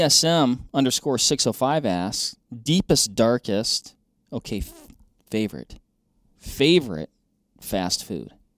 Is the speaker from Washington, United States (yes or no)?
yes; Washington, United States; born or raised there; moved away